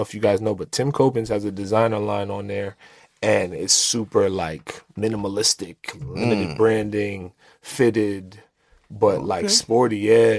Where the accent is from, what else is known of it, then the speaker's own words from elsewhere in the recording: New York City, New York, United States; We're from Brooklyn.